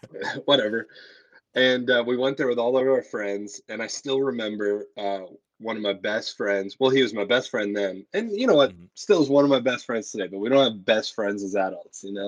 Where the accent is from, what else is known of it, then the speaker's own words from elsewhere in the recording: Oshawa, Ontario, Canada; I was born in Oshawa, Ontario